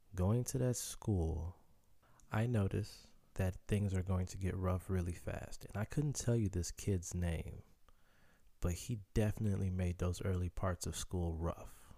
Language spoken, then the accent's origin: English; Chicago, Illinois, United States; first language Haitian Creole; Growing up in Chicago